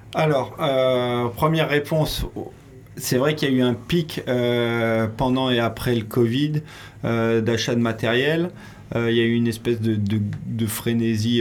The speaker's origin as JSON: {"language": "French", "town": "Royan", "region": "Nouvelle-Aquitaine", "country": "France", "tie": "born or raised there", "said": "Moi, je suis originaire de Royan, en Charente-Maritime."}